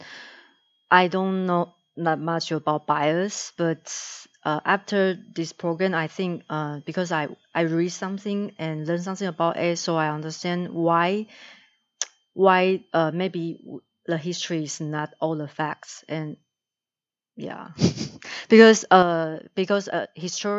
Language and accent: English; Taiwan; moved away as an adult; I grew up in Taiwan